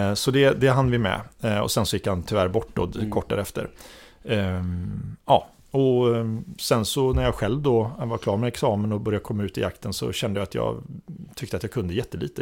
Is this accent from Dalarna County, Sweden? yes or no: no; Orust, Västra Götaland, Sweden; moved away as an adult; now in Stockholm, Sweden; jag är uppväxt på Orust.